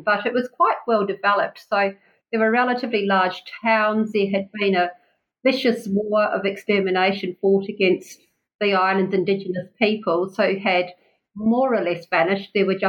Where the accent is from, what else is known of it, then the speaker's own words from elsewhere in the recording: Wellington, New Zealand; moved away as an adult; now in Tasmania, Australia; New Zealand, which is, in fact, my home country, and Wellington at one point my old hometown.